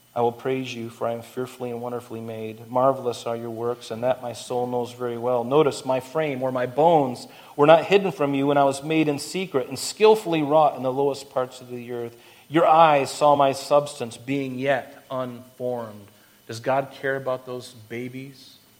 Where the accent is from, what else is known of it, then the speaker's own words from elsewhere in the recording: Florida, United States; I grew up in Florida